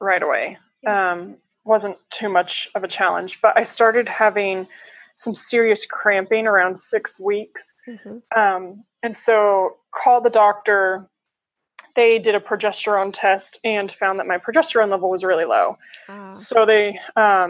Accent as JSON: {"language": "English", "region": "Colorado", "country": "United States", "tie": "born or raised there", "moved": "yes", "lives_now": "Columbus, United States", "said": "I was born and raised in Colorado. Now I live in Columbus, Ohio"}